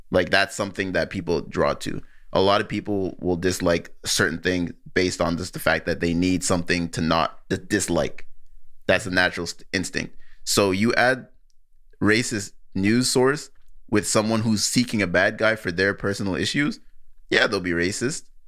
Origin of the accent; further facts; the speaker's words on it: Nigeria; I'm Nigerian